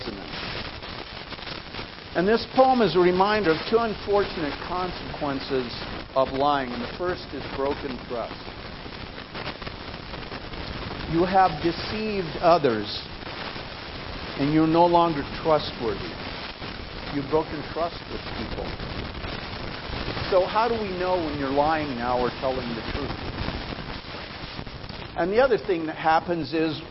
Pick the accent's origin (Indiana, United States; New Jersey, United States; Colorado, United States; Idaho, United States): Idaho, United States; I grew up in Idaho.